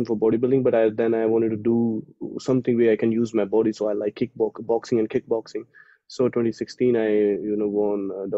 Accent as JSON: {"language": "English", "country": "India", "moved": "as an adult", "said": "as an Indian"}